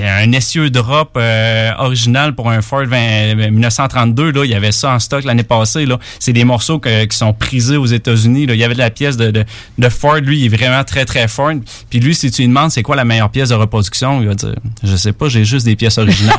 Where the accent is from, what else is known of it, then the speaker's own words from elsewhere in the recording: Quebec City, Quebec, Canada; moi, je suis de Québec